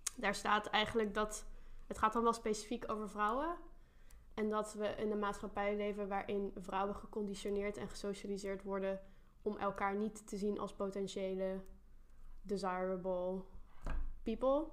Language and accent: Dutch; North Brabant, Netherlands; Mijn ouders komen uit Limburg, ik kom uit Brabant, daar ben ik opgegroeid